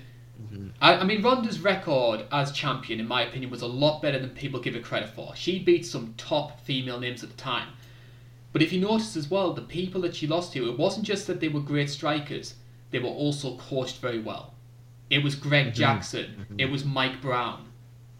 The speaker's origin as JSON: {"language": "English", "country": "United Kingdom", "said": "I'm a Brit"}